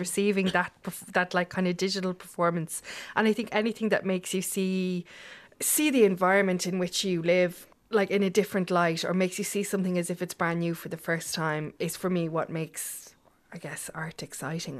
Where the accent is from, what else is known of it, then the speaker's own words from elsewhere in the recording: Ireland; as Irish people